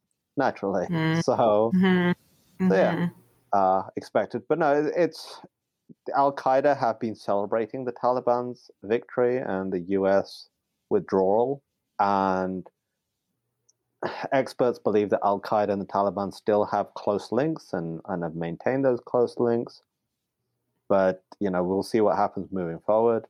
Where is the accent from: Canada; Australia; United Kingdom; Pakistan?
Pakistan; I'm only from Pakistan